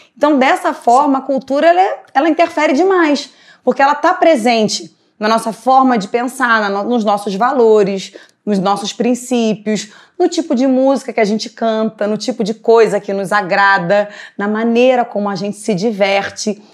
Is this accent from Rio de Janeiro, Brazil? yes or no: yes; Rio de Janeiro, Brazil; enquanto cariocas, brasileiros que nós somos